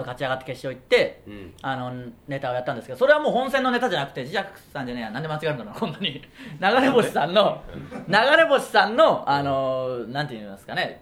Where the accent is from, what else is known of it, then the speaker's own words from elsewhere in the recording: Okayama, Japan; moved away as an adult; now in Tokyo, Japan; 僕らの地元の岡山県